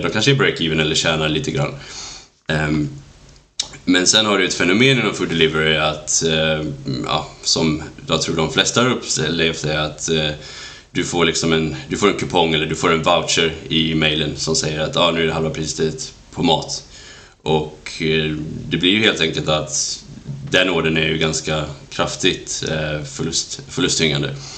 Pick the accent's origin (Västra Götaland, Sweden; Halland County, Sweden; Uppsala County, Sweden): Västra Götaland, Sweden; outside Gothenburg; moved away as an adult; växte upp i en liten eh, håla utanför för Göteborg